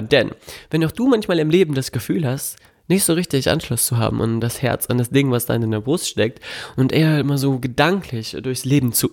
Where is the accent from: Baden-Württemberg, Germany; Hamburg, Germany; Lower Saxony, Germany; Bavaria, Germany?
Lower Saxony, Germany; Melle; Meine Heimatstadt Melle, da wo ich herkomme, da wo meine Eltern auch leben, ähm, hat mir nicht gereicht vielleicht.